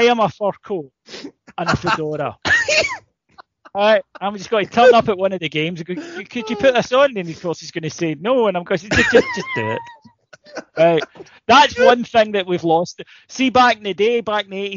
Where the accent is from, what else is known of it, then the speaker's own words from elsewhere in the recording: Ayrshire, Scotland, United Kingdom; I'm from Ayrshire